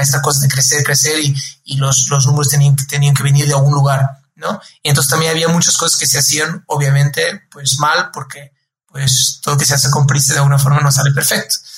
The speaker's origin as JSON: {"language": "Spanish", "region": "Lisbon", "country": "Portugal", "tie": "born or raised there", "moved": "yes", "said": "yo soy portugués, ¿no? Como mencionar, soy de Lisboa, ahí nací, tengo toda mi familia en Lisboa"}